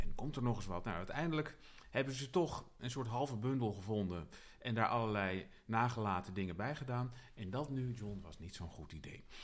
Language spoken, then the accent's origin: Dutch; Utrecht, Netherlands